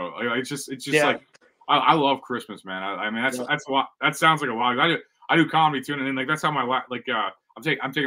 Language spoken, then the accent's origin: English; St. Louis, Missouri, United States; I'm from Missouri. I'm a St. Louis guy